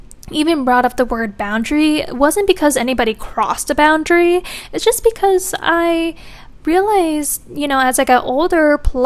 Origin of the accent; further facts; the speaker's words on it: Michigan, United States; now in Virginia, United States; I'm from Michigan, and Michigan summers are also hot, but they're not as hot as Virginia